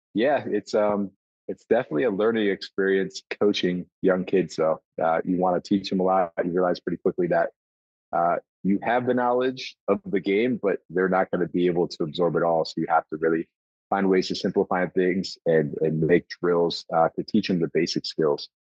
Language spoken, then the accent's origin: English; Buffalo, New York, United States; a hockey family and a baseball family growing up in Buffalo